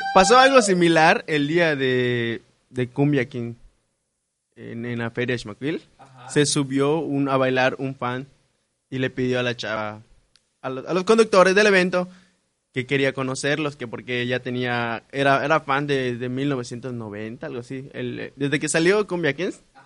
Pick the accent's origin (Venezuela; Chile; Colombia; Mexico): Mexico; así somos los mexicanos.